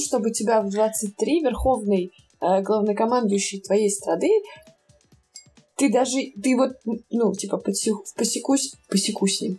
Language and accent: Russian; Moscow, Russia; now in Berlin, Germany; я тот еще москвич, который знает историю своего города